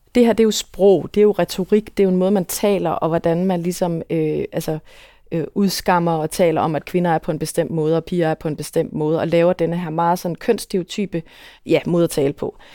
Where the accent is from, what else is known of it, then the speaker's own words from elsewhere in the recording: Aarhus, Central Denmark Region, Denmark; nu er jeg for eksempel fra Aarhus